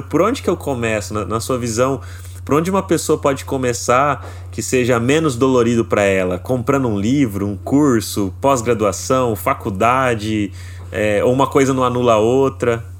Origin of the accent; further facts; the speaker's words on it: interior of São Paulo, Brazil; eu sou do interior de São Paulo